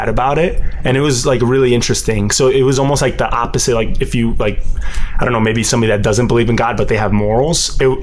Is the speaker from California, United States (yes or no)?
no; Connecticut, United States; also born or lived in Miami, Florida / Puerto Rico; I grew up in Connecticut, and it's a very white town